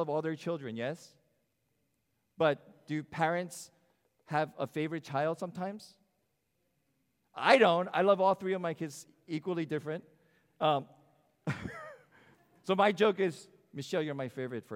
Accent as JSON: {"language": "English", "country": "United States", "said": "as an American that I am"}